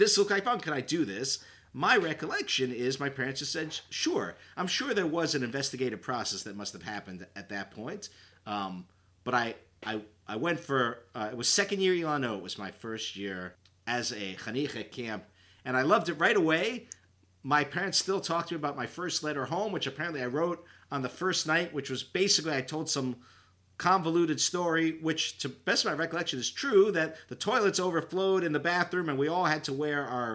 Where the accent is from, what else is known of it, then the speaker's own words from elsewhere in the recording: Woodbridge, Connecticut, United States; I grew up in Woodbridge, Connecticut